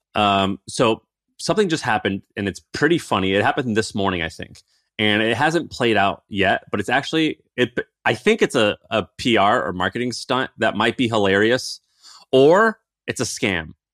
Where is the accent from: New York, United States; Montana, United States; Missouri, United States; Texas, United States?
Missouri, United States; as a kid growing up in Missouri